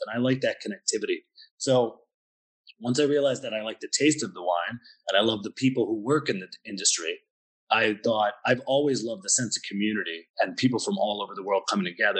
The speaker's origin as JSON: {"language": "English", "region": "Pennsylvania", "country": "United States", "moved": "as an adult", "lives_now": "Budapest, Hungary", "said": "I'm from the States, so I'm from Pennsylvania"}